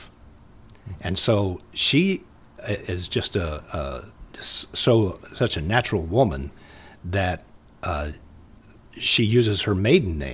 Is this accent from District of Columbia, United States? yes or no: no; Muncie, Indiana, United States; now in Minnesota, United States; I'm from Indiana